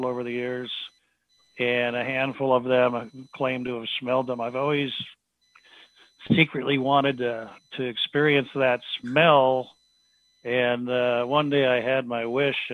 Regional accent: Pacific Northwest, United States; growing up in the Pacific Northwest

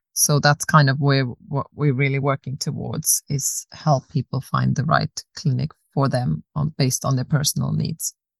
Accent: Austria; moved away as an adult; also born or lived in South Africa / Australia; now in Sweden; I was born in South Africa, grew up in Austria, then moved to Australia when I was 18, lived there for 11 years, and moved to Sweden about seven years ago.

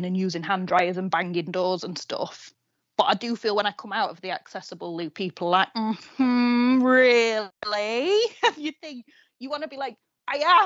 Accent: Doncaster, Yorkshire and the Humber, United Kingdom; moved away as an adult; now in Sheffield, United Kingdom; I'm originally from Doncaster

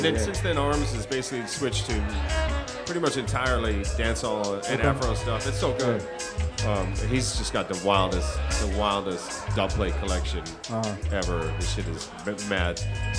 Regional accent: Edmonton, Alberta, Canada; moved away; also born or lived in Calgary, Alberta; I'm from Calgary, Alberta, born, and then I grew up in Edmonton, Alberta, and it's in Canada, like Western Canada.

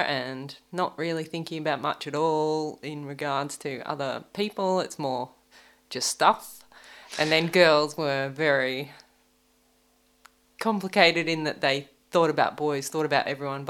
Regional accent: Seaforth, New South Wales, Australia; accent: North Queenslander; I grew up in Seaforth.

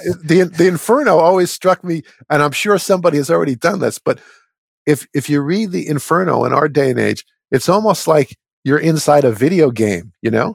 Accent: New York metropolitan area, United States; I grew up in the New York metropolitan area

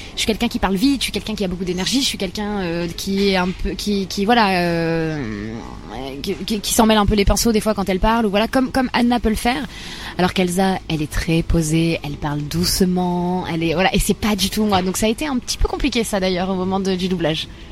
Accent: Bar-le-Duc, Grand Est, France; J'ai grandi dans l'est de la France, pas loin de Nancy, à Bar-le-Duc

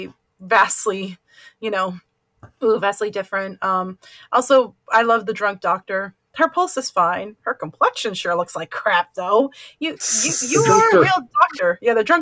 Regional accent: Oakland, California, United States; I grew up in Oakland

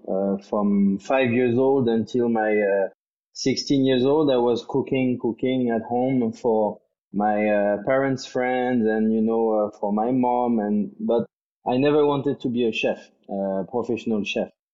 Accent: France; moved away as an adult; also born or lived in Singapore; now in Thailand; I grew up in France

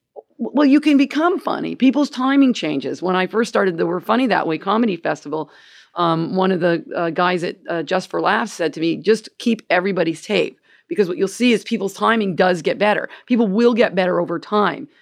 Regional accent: Gainesville, United States; moved away as an adult; now in Canada; I'm from Gainesville

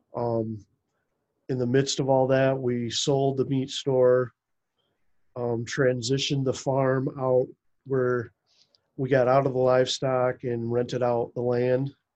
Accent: United States; i grew up just like two and a half miles west of where i live now

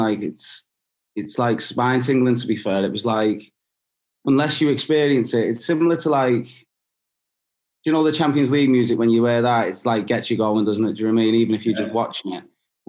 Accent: England, United Kingdom; I was born in England.

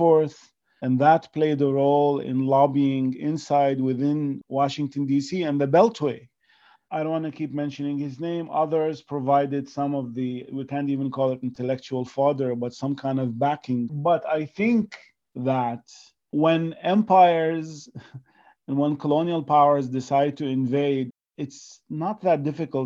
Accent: Iraq; moved away as an adult; now in New York, United States; I say, from Iraq

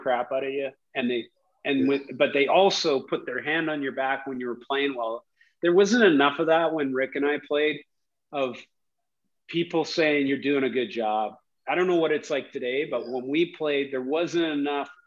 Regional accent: Victoria, British Columbia, Canada; moved away as an adult; also born or lived in Vancouver / New York / Los Angeles; We're from Victoria

